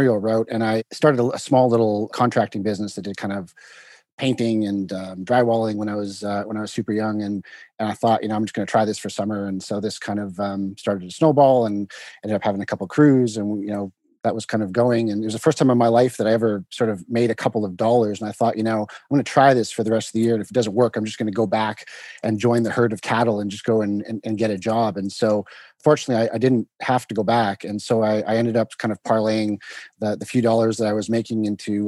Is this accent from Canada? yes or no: yes; Vancouver, British Columbia, Canada; also born or lived in London, United Kingdom; I'm Canadian by trade, and I'm from Vancouver.